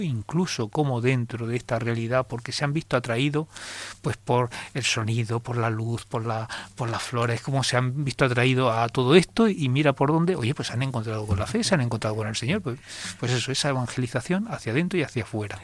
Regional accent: Cehegín, Region of Murcia, Spain; moved away as an adult; also born or lived in Cartagena; now in Jaén, Spain; de donde vengo, a tierra murciana

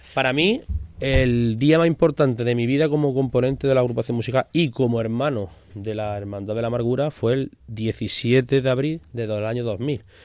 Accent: Jaén, Andalusia, Spain; de Jaén, que siempre llevamos nuestra, nuestra ciudad por todos los lados

